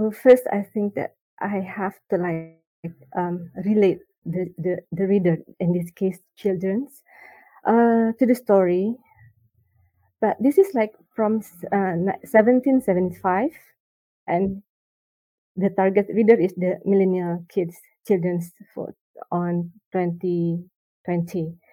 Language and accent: English; Jakarta, Indonesia; also born or lived in Bandung; I grew up in Jakarta, and then after um, the college, I stay in Bandung.